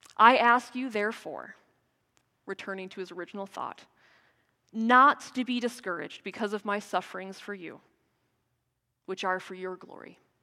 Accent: United States; moved away; As an American

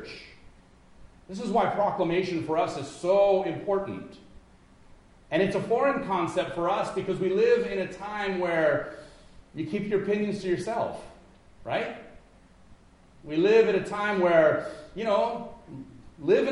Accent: Los Angeles, California, United States; now in Midwest, United States; I'm from Los Angeles.

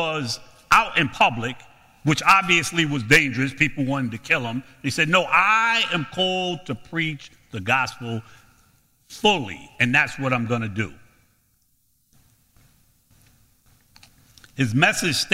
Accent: New York City, New York, United States; I'm from Brooklyn.

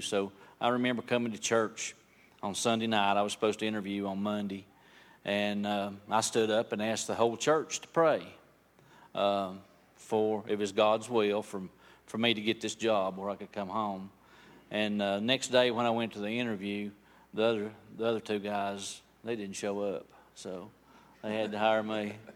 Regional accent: Bryson City, North Carolina, United States; also born or lived in Franklin; I've lived here in Bryson City all my life. Uh, I, since I was about three years old

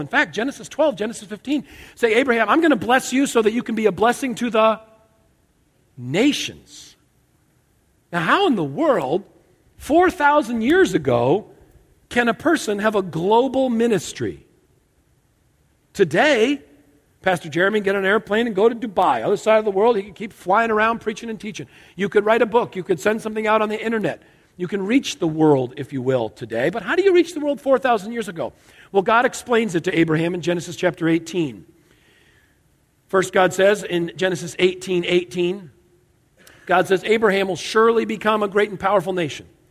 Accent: outside Hartford, Connecticut, United States; I grew up in Connecticut, outside Hartford.

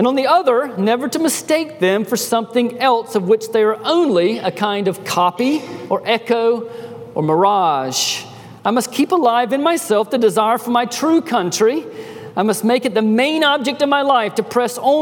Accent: United States; moved away; also born or lived in Peru; being American citizens

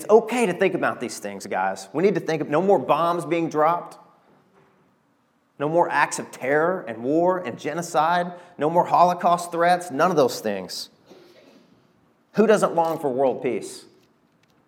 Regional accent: Arkansas, United States; I'm from Arkansas

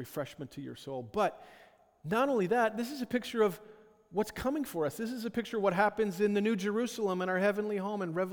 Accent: Ottawa, Ontario, Canada; I grew up in Ottawa

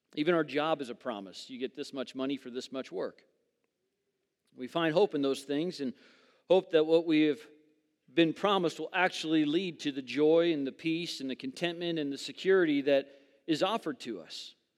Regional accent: Southern California, United States; moved away as an adult; I grew up in Southern California.

